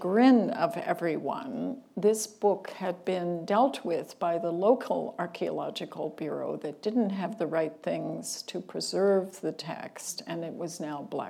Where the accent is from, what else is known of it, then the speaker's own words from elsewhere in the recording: Kentucky, United States; moved away; I'm from Kentucky